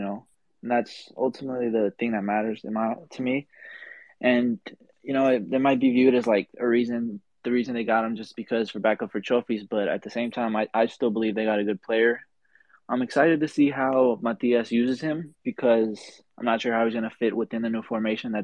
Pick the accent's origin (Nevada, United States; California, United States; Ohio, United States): California, United States; Bay Area; I'm also from the Bay Area